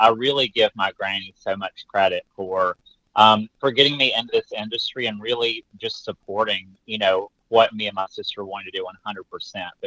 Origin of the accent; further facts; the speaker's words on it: Alabama, United States; So you know, I grew up um, my granny played the piano in church, and I always say that my first tour was the revival circuit in Alabama.